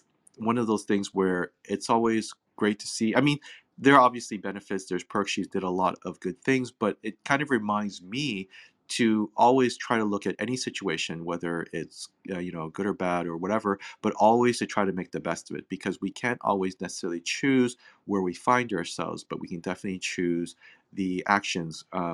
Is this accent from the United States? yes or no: no; Hong Kong; also born or lived in England; now in Canada; I was born in Hong Kong. I mean, obviously living in Canada